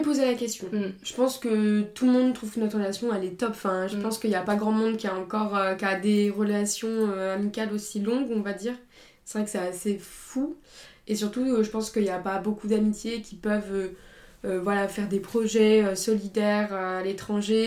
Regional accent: Sainte-Foy-lès-Lyon, Auvergne-Rhône-Alpes, France; on a grandi à Sainte-Foy-les-Lyons

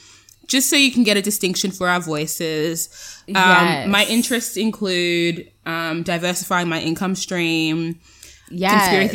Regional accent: Sydney, New South Wales, Australia; I'm from Sydney, Australia, but I'm very African.

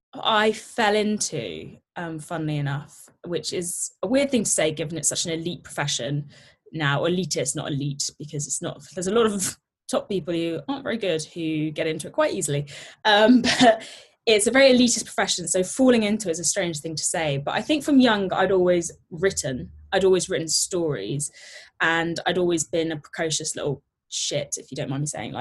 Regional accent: Herefordshire, West Midlands, United Kingdom; moved away as an adult; also born or lived in London; I grew up in a tiny little rural town. Well, it wasn't even a town, it was a hamlet. So it's called a place called Herefordshire.

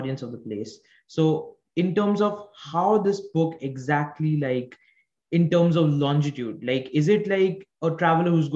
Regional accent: India; I'm from India

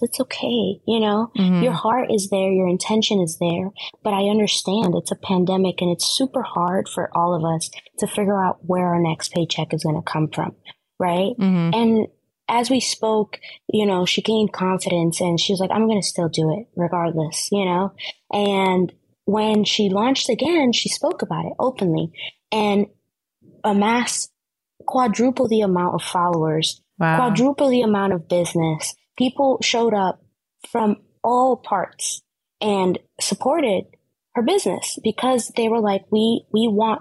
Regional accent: New York City, New York, United States; I grew up in the Bronx, right? In inner city schools.

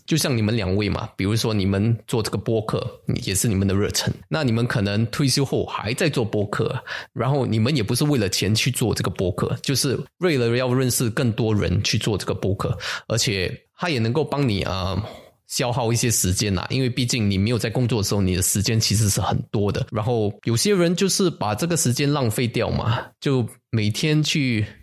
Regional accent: Singapore; 我们新加坡人

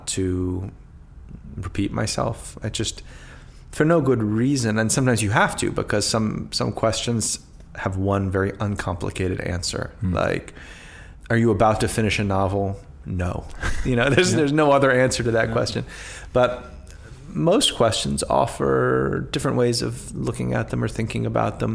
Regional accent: Washington, District of Columbia, United States; I grew up in Northwest, so the city's divided into four quadrants

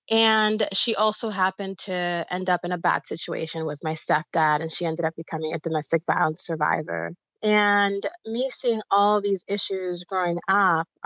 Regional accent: Bayamón, Puerto Rico; born there; so I'm Puerto Rican and Dominican. I was born in Bayamón, Puerto Rico. My mother's from the Dominican Republic

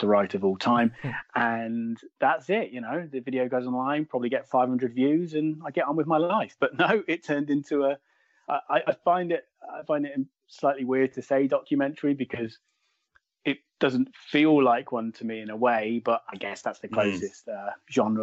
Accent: Midlands, United Kingdom; I'm in the middle. I'm from the Midlands.

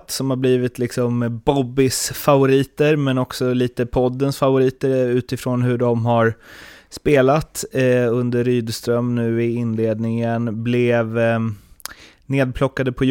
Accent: Småland, Sweden; accent: Småland dialect; Sen är problemet att jag har min småländska så det låter ändå bara som Åsa-Nisse när jag pratar.

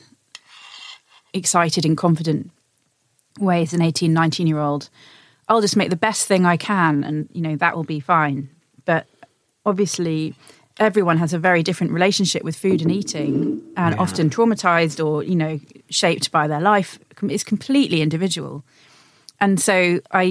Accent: Suffolk, East of England, United Kingdom; now in London, United Kingdom; I grew up in a rural area

